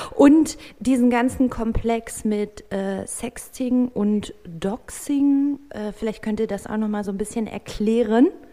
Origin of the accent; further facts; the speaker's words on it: North Rhine-Westphalia, Germany; moved away; in meine Heimat nach NRW